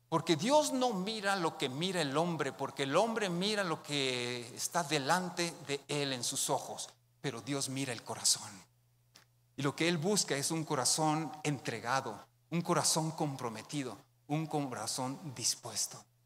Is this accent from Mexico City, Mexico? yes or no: no; Mexicali, Baja California, Mexico